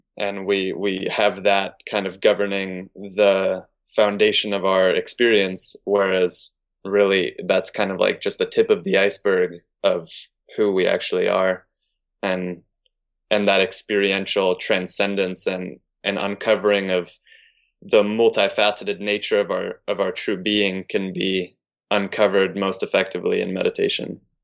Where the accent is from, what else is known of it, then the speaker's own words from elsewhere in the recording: California, United States; moved away; I'm from California